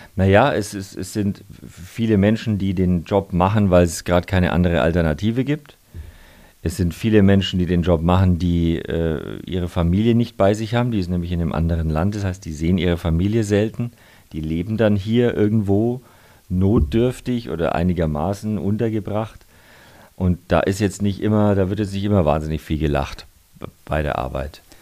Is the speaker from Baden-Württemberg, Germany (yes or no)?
no; Nuremberg, Bavaria, Germany; now in Munich, Germany; ich bin zwar jetzt gefühlt ein bisschen mehr Münchner als Nürnberger, einfach weil ich da schon sehr lange lebe und die meiste Zeit äh, verbringe, aber ich komme immer wieder gern heim nach Nürnberg